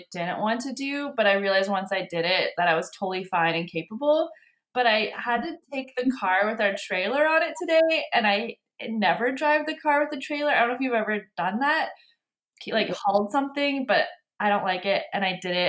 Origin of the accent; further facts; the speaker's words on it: Iowa, United States; I was born in Iowa in the Midwest in farm country. Growing up, I didn't want anything to do with farming or agriculture or the country. We moved from a small town to, I would say we were like surrounded by farm fields when I was in high school